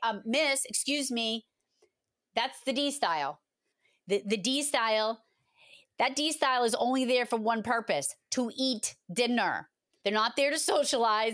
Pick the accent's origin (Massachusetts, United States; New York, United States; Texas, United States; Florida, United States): Massachusetts, United States; I am from Massachusetts, and I always get picked on for saying wicked all the time